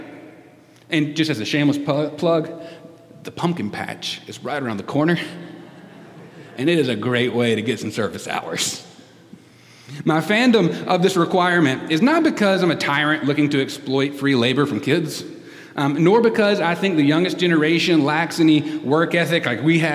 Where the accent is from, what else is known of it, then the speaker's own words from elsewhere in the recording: United States; I love being an American